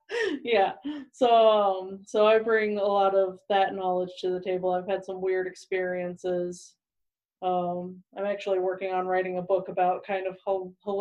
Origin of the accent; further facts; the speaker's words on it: Louisiana, United States; moved away as an adult; also born or lived in New York / Lafayette, Louisiana; now in Colorado Springs, United States; I grew up in Louisiana, lived in New York for a few years, and now I'm in Colorado Springs.